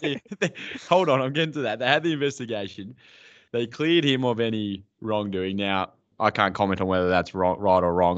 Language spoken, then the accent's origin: English; Mildura, Victoria, Australia; growing up in Mildura